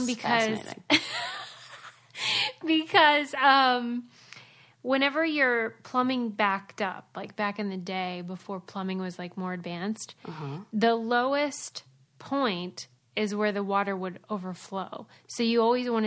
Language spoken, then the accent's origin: English; Pittsburgh, Pennsylvania, United States; I grew up in Pittsburgh